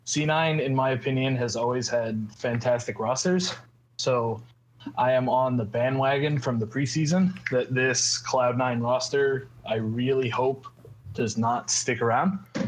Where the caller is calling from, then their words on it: Georgia, United States; I'm calling from Georgia.